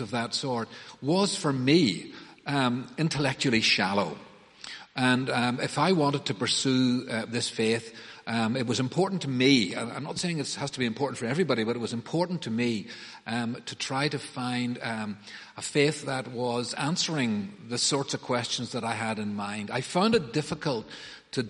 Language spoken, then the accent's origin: English; Banbridge, Northern Ireland, United Kingdom; I grew up in Banbridge and went to the Presbyterian Church there